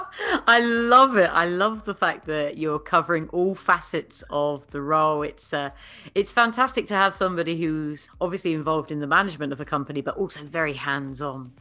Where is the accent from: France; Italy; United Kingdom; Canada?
United Kingdom; I am a Brit